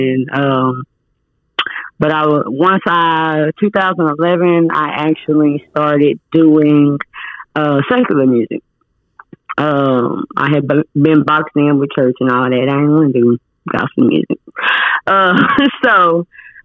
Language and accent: English; Arkansas, United States; also born or lived in California; we moved here to Arkansas when I was like four